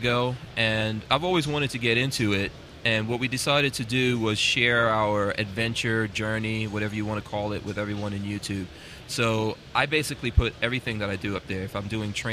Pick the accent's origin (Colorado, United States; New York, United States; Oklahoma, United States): New York, United States; moved away as an adult; now in Florida, United States; when I came to America, I grew up in New York